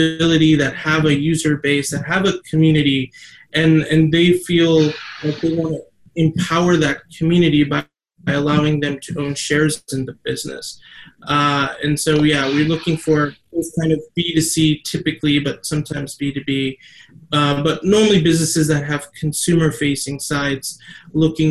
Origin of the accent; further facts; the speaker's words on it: Ohio, United States; also born or lived in Mumbai, India; grew up and I was born in Mumbai, actually near Thane, and came to the US pretty early. Grew up a fairly normal childhood, nothing crazy, but grew up in the Midwest, in Ohio